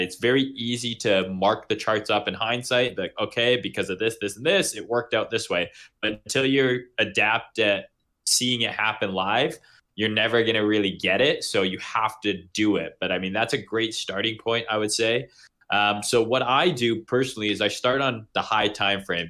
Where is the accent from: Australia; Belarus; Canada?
Canada; I'm from Canada